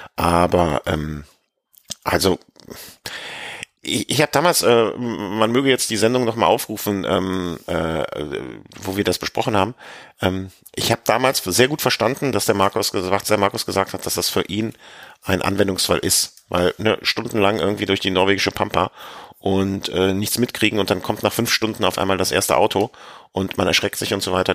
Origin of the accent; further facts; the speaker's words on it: Rhineland, Germany; als Rheinländer